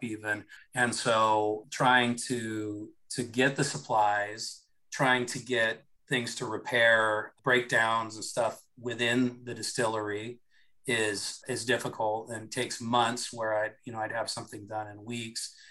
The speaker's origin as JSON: {"language": "English", "town": "Seattle", "region": "Washington", "country": "United States", "moved": "yes", "lives_now": "Florida, United States", "said": "I'm uh, originally from out west. I uh, I'm from the Seattle area"}